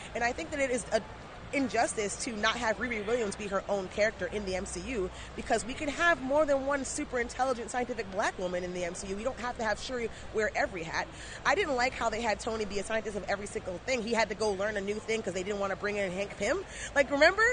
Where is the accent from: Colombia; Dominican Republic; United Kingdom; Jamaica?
Jamaica; I'm Jamaican and gotta have ten jobs